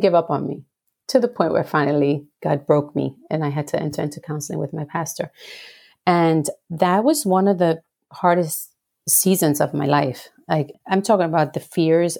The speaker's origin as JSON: {"language": "English", "country": "Puerto Rico", "tie": "born or raised there", "said": "I grew up in Puerto Rico, the beautiful, beautiful island of enchantment"}